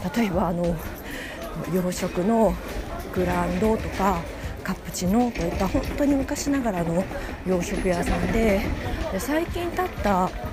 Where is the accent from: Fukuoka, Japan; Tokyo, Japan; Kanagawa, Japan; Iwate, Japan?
Tokyo, Japan; 私は小さい時から浅草で育ちまして